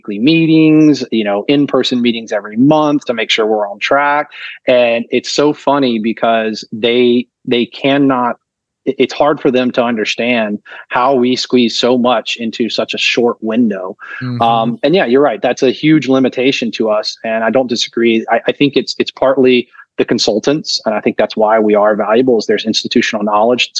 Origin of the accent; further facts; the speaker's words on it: North Carolina, United States; moved away; I'm from North Carolina originally